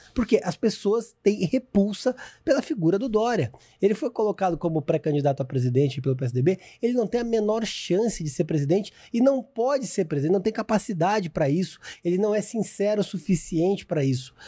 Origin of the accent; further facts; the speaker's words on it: Vinhedo, São Paulo, Brazil; now in São Paulo, Brazil; lá em Vinhedo, que é de onde eu sou natural.